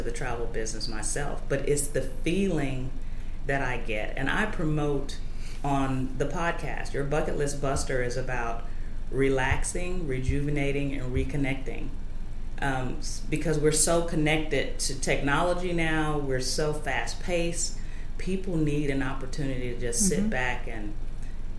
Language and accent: English; Chicago, Illinois, United States; now in Austin, United States; Coming from the Midwest, growing up in Chicago